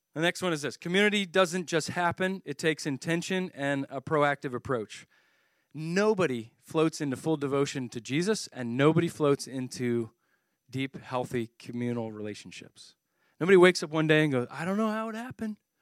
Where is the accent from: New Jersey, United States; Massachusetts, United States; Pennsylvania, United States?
Pennsylvania, United States; Philadelphia; I'm from the Philadelphia area